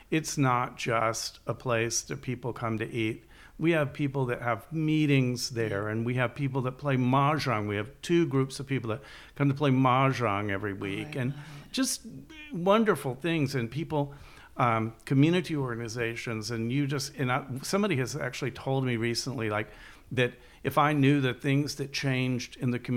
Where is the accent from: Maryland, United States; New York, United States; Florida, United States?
Florida, United States; I'm from, from Florida.